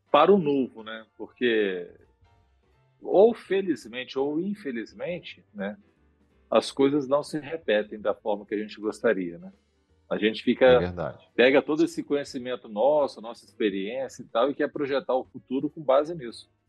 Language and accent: Portuguese; Vila Velha, Espírito Santo, Brazil; também cresci que... num conjunto lá, tá? Em Vila Velha, ali no conjunto Barcelos ali.